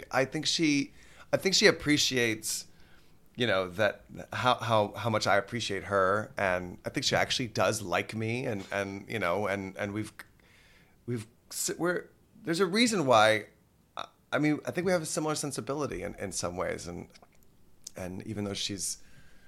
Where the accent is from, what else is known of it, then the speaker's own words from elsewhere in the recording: Texas, United States; now in New York City, United States; I'm from Texas